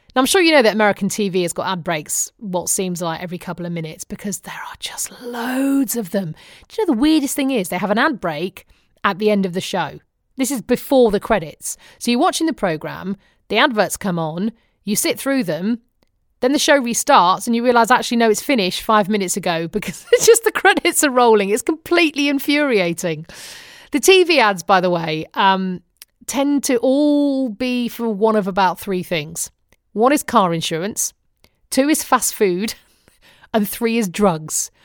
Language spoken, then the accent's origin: English; United Kingdom; accent: British; moved away as an adult; now in United States; my British accent